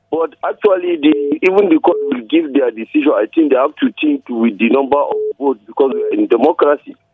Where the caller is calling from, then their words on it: Chicha and T Junction, Plateau, Nigeria; I'm calling from Chicha and T Junction.